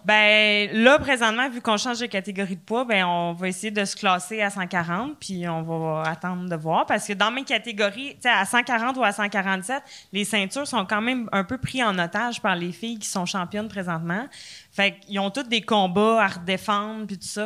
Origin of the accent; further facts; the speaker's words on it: Trois-Rivières, Quebec, Canada; moved away; also born or lived in Laval; je viens de Trois-Rivières à base